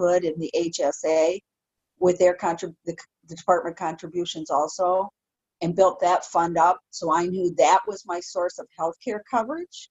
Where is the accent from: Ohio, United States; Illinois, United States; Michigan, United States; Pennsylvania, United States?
Michigan, United States; Detroit; moved away; I'm from Metro Detroit. Come on. I grew up in parts of Detroit